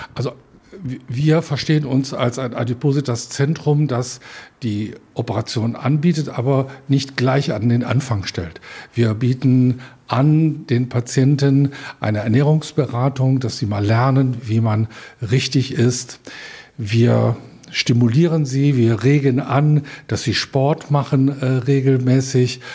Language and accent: German; Rhineland, Germany; now in Upper Franconia, Germany; ich bin ja zugezogen, ich bin ja Rheinländer